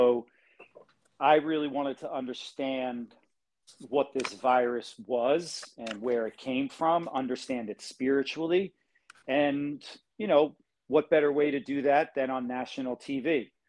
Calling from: Hawaii, United States; I'm in Hawaii, on the island of Kauai.

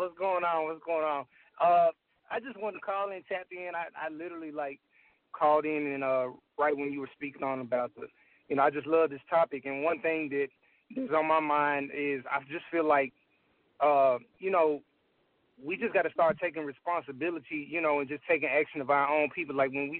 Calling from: Memphis, Tennessee, United States; Oh, I'm in Memphis right now.

